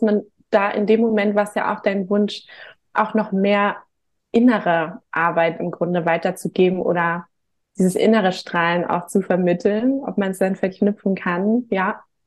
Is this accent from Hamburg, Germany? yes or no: yes; Hamburg, Germany; komme auch gebürtig aus Hamburg